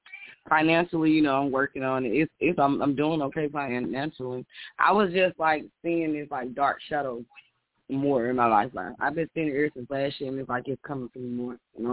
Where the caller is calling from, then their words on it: Alabama, United States; I'm calling from Alabama.